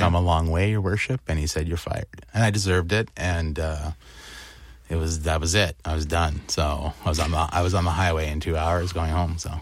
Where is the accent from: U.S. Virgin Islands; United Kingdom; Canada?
Canada; Windsor, Ontario; I grew up in Windsor